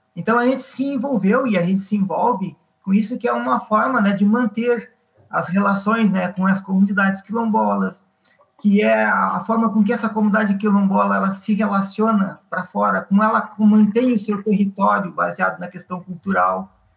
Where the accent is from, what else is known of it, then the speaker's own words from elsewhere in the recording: Viamão, Rio Grande do Sul, Brazil; now in Mostardas, Brazil; Sou natural de Viamão e estou agora em Mostardas. Há 30 e poucos anos eu moro em Mostardas.